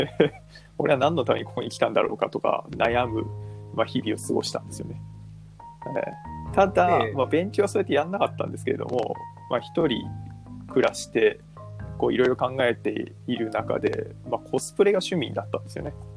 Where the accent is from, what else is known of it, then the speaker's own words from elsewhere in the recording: Fujisawa, Kanagawa, Japan; moved away as an adult; also born or lived in Fukui; もともと実家は東京なんですけど、藤沢